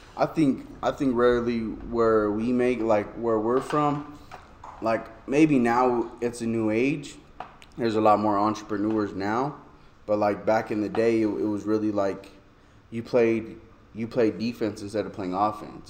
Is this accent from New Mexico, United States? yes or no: yes; Albuquerque, New Mexico, United States; born or raised there